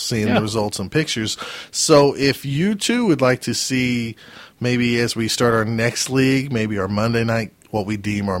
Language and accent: English; Oklahoma, United States; I am from Oklahoma